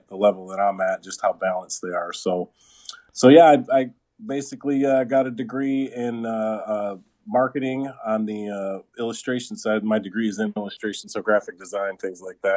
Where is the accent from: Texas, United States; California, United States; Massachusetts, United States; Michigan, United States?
Michigan, United States; just outside of Detroit; I was definitely born and raised in Michigan in the just outside of Detroit area